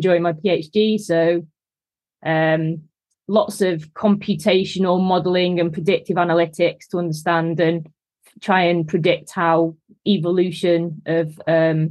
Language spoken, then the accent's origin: English; Manchester, North West England, United Kingdom; also born or lived in Leeds; as you can probably tell from the accent, I'm from Manchester